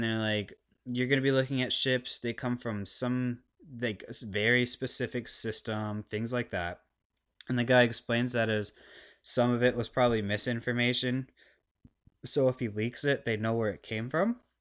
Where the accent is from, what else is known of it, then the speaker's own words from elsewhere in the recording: United States; I'm a I'm a American, living the American dream